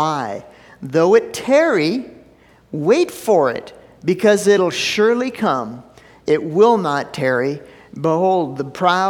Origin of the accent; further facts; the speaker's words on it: Minneapolis, Minnesota, United States; moved away; I grew up in Minneapolis. When I was a kid, every summer, it was on a Wednesday night, we'd go down and watch the Aquitennial Parade